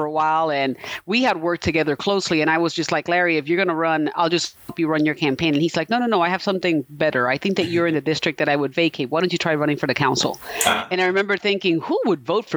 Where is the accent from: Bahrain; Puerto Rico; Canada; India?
Puerto Rico; also born or lived in New York / Bayamón / Guaynabo; now in Topeka, United States; I was born in New York, raised in Puerto Rico. I ended up in Kansas back in the year 2000.